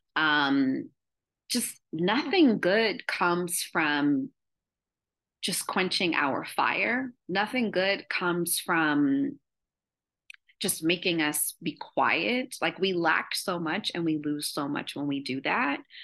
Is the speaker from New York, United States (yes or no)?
no; Columbus, Ohio, United States; I'm from Columbus, Ohio